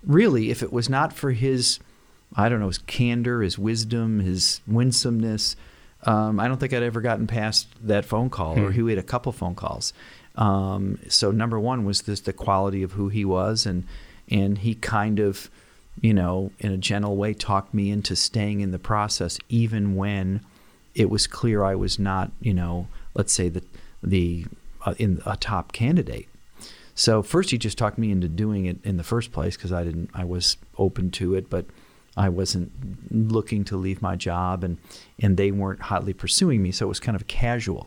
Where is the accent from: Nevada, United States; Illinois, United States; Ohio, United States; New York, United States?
New York, United States; Rochester; moved away as an adult; also born or lived in Dallas, Texas; I grew up in Rochester in West Irondequoit, not in Penfield